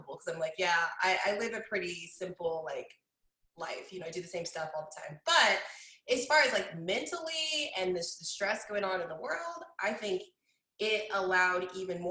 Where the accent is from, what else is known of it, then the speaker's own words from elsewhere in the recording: Kansas City, Missouri, United States; also born or lived in Denver, Colorado; I was born in Denver and I moved to Kansas City at the age of 9. So I still feel like Colorado is like my roots, but I've lived here in Kansas City longer than I lived